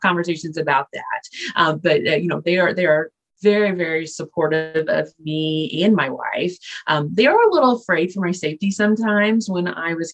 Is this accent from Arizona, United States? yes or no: no; Indianapolis, Indiana, United States; Indianapolis is where I was born and raised